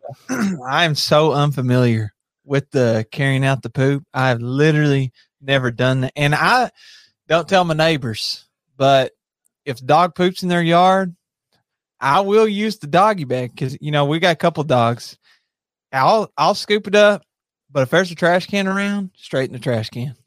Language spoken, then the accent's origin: English; Monticello, Kentucky, United States; also born or lived in Somerset, Kentucky; I was raised in Monticello